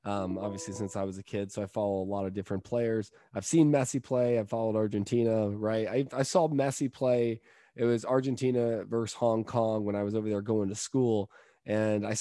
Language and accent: English; California, United States; I'm from California